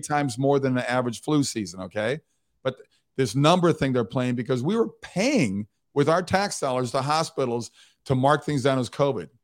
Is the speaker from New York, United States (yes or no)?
no; Mound, Minnesota, United States; moved away as an adult; I grew up on Lake Minnetonka, beautiful Lake Minnetonka, wa, in a little town called Mound, Minnesota